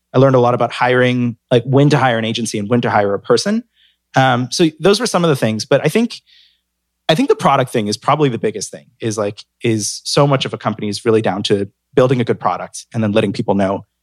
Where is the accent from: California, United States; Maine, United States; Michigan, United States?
California, United States; San Francisco; moved away as an adult; also born or lived in Hong Kong / New York; I'm from San Francisco